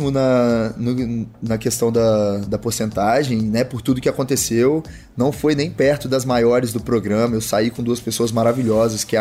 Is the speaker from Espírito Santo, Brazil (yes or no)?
yes; Conduru, Espírito Santo, Brazil; now in Rio de Janeiro, Brazil; eu vim de de Conduru, né, do Espírito Santo aqui pro Rio, vai fazer dois anos agora